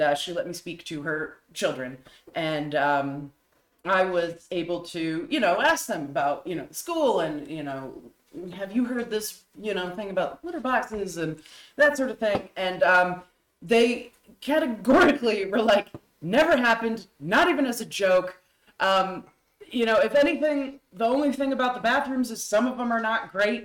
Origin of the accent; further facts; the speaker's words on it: New Hampshire, United States; I was raised in New Hampshire